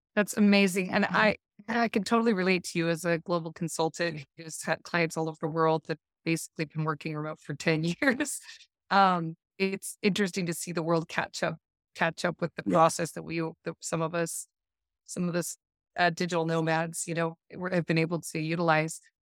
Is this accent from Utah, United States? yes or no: yes; Park City, Utah, United States; moved away as an adult; also born or lived in North Shore of Oahu, Hawaii; now in Oahu, United States; I grew up in the Park City area and I'm originally from there